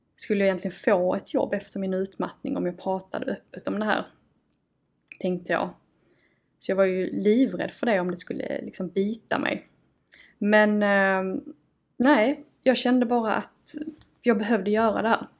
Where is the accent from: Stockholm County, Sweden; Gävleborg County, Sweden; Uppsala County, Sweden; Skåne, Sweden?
Skåne, Sweden; Malmö; accent: broad Scanian (grov skånska); Jag ehm, kommer och eh, bor i Malmö. Då hör man kanske på dialekten. Ehm, jag har faktiskt alltid fått höra att jag har en ganska grov skånska.